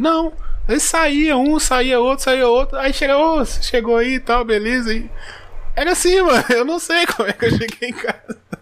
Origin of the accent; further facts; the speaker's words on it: interior of Minas Gerais, Brazil; eu sou do interior de Minas.